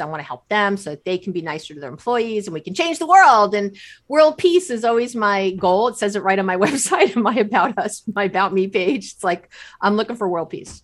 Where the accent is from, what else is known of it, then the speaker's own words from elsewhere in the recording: New York City, New York, United States; moved away as an adult; also born or lived in Israel; now in Bay Area, California, United States; grew up in New York City